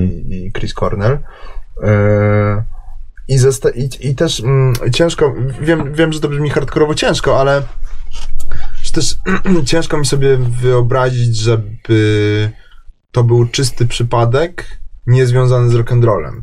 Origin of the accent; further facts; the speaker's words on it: Kraków, Lesser Poland, Poland; jestem z Krakowa.